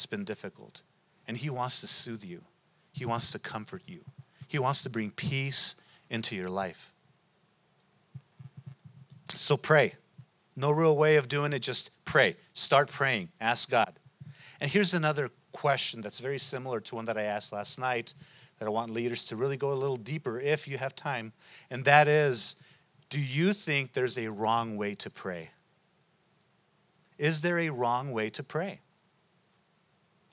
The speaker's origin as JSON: {"language": "English", "country": "United States", "said": "we're American. We're born in this place"}